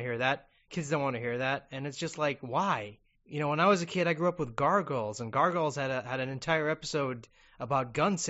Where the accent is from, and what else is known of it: Kuwait